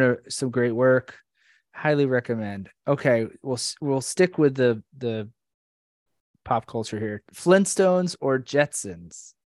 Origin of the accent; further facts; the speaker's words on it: Orlando, Florida, United States; Abby and I have been friends since middle school, way back in uh or Central Florida, Orlando, Florida